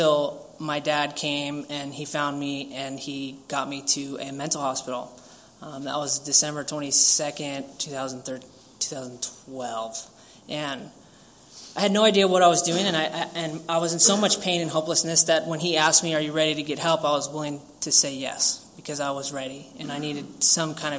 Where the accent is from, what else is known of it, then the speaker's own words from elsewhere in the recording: San Diego, California, United States; I grew up here in Pacific Beach, San Diego